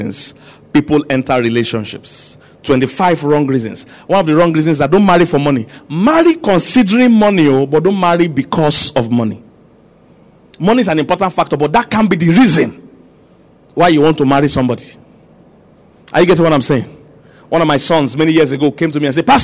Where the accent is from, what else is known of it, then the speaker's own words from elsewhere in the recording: Nigeria; I'm a Nigerian, I know Nigerians